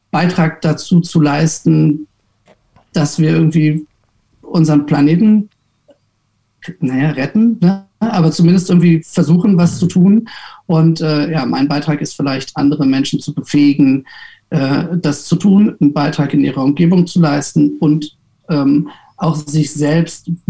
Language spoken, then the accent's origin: German; Giessen, Hesse, Germany; der erste Tomorrowton soll jetzt im Juni stattfinden ähm, in Gießen, in meiner Heimatstadt.